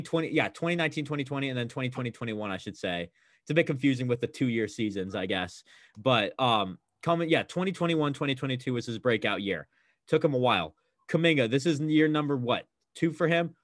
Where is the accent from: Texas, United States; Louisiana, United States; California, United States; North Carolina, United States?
California, United States; Bay Area; born and raised in the Bay, always great living there, love it out there